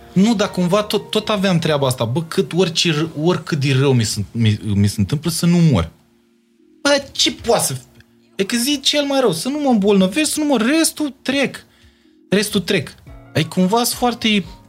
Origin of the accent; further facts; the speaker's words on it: Bacău, Bacău County, Romania; moved away as an adult; now in Bucharest, Romania; Dacă am venit de la Bacău